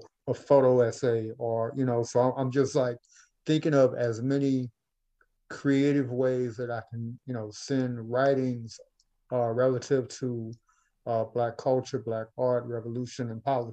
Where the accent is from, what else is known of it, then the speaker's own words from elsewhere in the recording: Baton Rouge, Louisiana, United States; my hometown, Baton Rouge